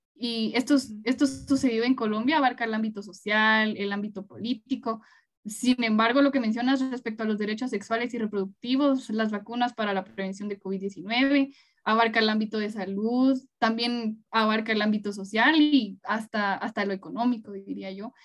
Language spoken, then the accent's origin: Spanish; Guatemala; nos permita a todas y todos como guatemaltecos